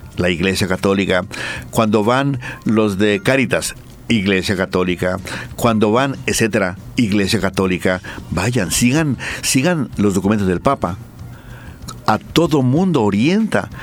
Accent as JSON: {"language": "Spanish", "country": "Mexico", "moved": "yes", "lives_now": "Bolivia", "said": "Las grandes universidades la fundaron los, los sacerdotes, los franciscanos, los eh, dominicos, los mercedarios, los agustinos. Estoy hablando de mi tierra."}